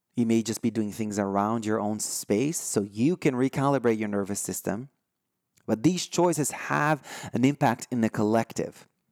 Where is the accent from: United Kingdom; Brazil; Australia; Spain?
Brazil; first language Portuguese; English is a second language; now in United States; I'm from Brazil.